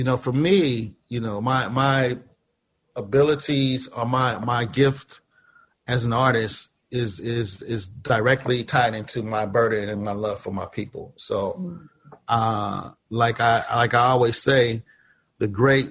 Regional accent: St. Louis, Missouri, United States; moved away; also born or lived in Chicago; growing up in St. Louis, you know, St. Louis can be a very hard place

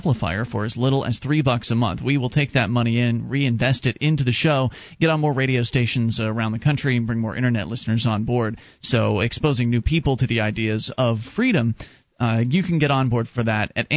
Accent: Florida, United States; moved away; I come from Florida

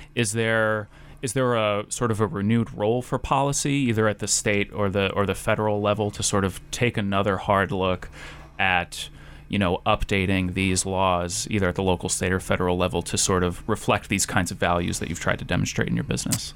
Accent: New England, United States; now in Idaho, United States; I'm from New England

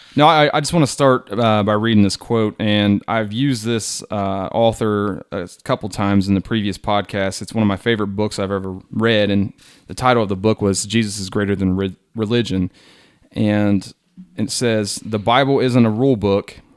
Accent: Hillsboro, United States; I'm from Hillsboro.

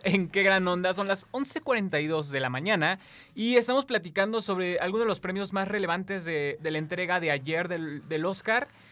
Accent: Mexico; nosotros como mexicanos

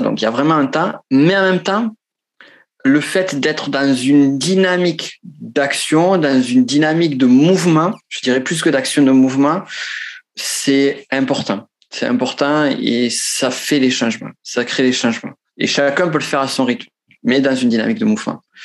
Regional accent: Pyrenees, France; accent: Pyrenees; moved away as an adult; also born or lived in Toulouse; now in Chile; je viens des Pyrénées. J'ai vécu, ça sent à mon accent. Certains pensent accent de Marseille ou de Toulouse, non, c'est accent de, du, du, du, fin fond des Pyrénées.

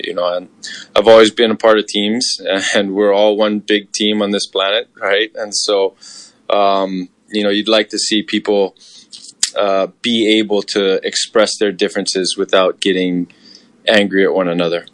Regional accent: Hawaii, United States; I grew up in Hawaii, a very diverse community

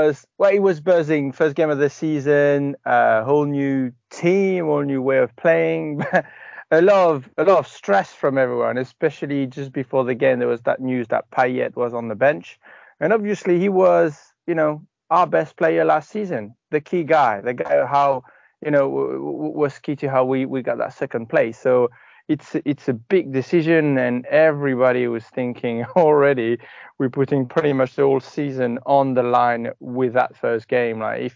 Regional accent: Scotland, United Kingdom; As a Scot, I think it's fun that you play the pessimist.

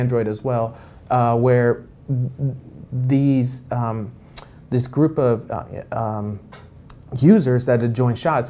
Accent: Los Angeles, California, United States; we grew up in Los Angeles

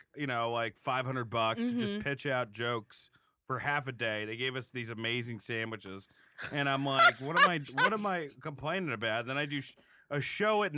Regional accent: Rutherford, New Jersey, United States; I'm from Rutherford

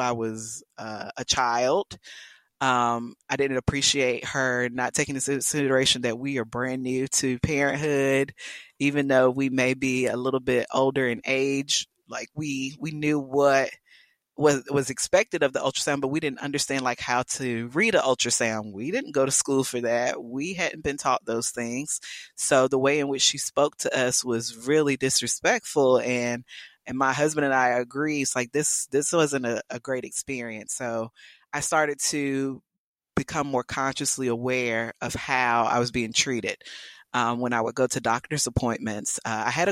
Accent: South Carolina, United States; moved away as an adult; now in Texas, United States; I'm from South Carolina

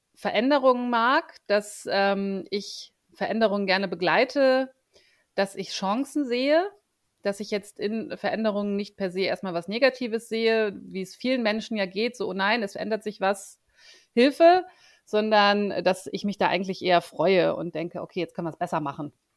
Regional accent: Bremen, Germany; moved away as an adult; also born or lived in Ruhr area; now in Munich, Germany; lebe in München, bin aber gebürtige Bremerin.

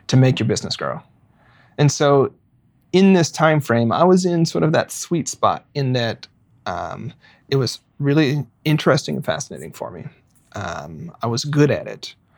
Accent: Arkansas, United States; now in Portland, United States; I grew up in Arkansas

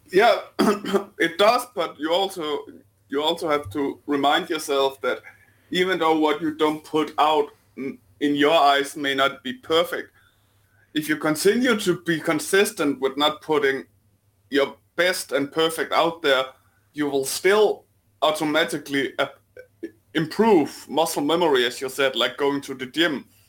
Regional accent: Denmark; accent: Danish; my sexy Denmarkian accent

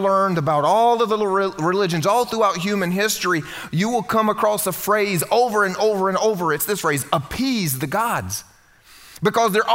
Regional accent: the South, United States; I grew up here in the South and I grew up going to Vacation Bible School

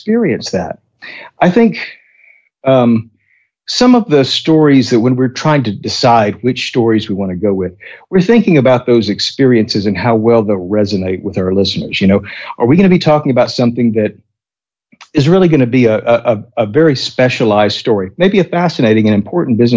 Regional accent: Texas, United States; I'm a Texan

